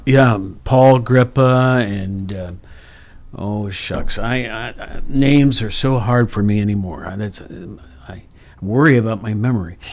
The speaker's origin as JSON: {"language": "English", "town": "Worthington", "region": "Ohio", "country": "United States", "tie": "born or raised there", "also_born_or_lived": "Athens, Ohio", "said": "I grew up in Worthington"}